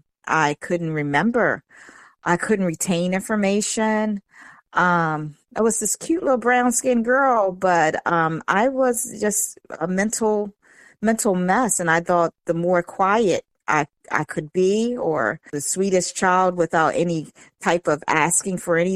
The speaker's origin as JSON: {"language": "English", "region": "Eastern Shore", "country": "United States", "tie": "born or raised there", "said": "The Eastern Shore."}